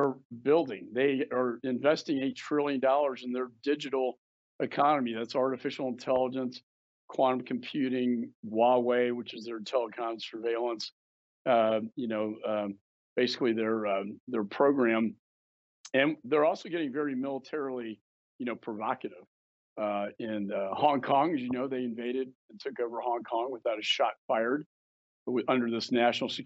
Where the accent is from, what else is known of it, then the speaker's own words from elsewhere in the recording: Austin, Texas, United States; my hometown of Austin